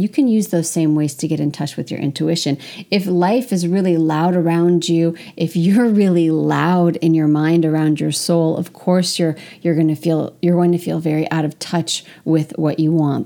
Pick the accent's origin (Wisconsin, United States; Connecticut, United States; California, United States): California, United States; moved away as an adult; also born or lived in France; as an American, specifically as a Californian who's very open